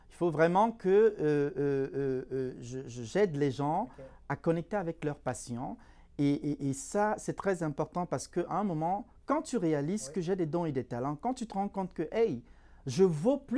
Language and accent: French; Cameroon; moved away as an adult; now in Canada; je suis d'origine euh, africaine, plus précisément, je viens du Cameroun. J'ai émigré au, Canada il y a, en, 2015. Ça, fait, ça va faire trois ans, un mois que je suis au Canada.